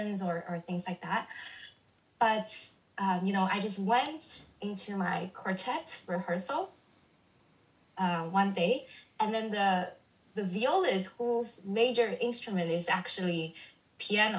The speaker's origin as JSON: {"language": "English", "country": "China", "tie": "born or raised there", "also_born_or_lived": "Canada", "moved": "as an adult", "lives_now": "United States", "said": "I was born and raised in China. I went abroad to study in Canada for a year and then, you know, moved to the States."}